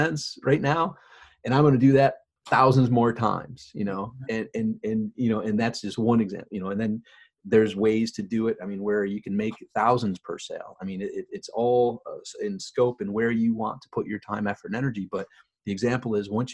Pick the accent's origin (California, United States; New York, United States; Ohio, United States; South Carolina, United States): New York, United States; Rochester; now in Florida, United States; I'm from Rochester, New York, and I live in Florida